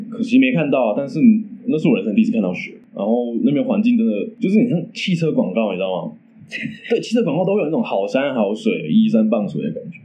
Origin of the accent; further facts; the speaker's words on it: Taichung, Taiwan; 我们台中人嘛